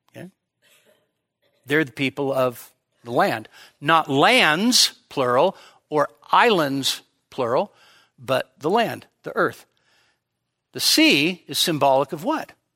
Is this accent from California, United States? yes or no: yes; Sacramento, California, United States; growing up in Sacramento